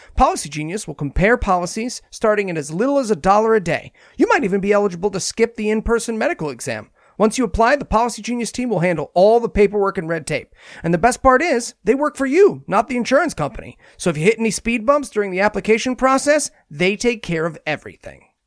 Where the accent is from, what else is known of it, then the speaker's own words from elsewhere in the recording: New Jersey, United States; my home state of New Jersey